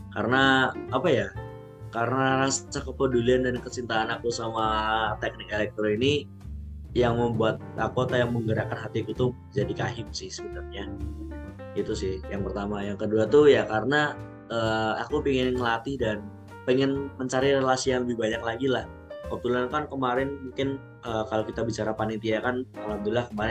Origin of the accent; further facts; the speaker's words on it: Pacitan, East Java, Indonesia; mungkin kalau asal aku aku dari Pacitan tapi domisili aku di Pacitan sama Surabaya